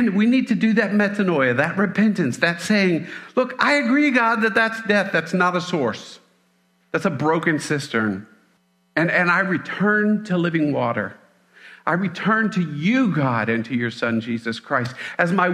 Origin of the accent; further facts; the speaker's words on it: Mississippi, United States; I'm from Mississippi.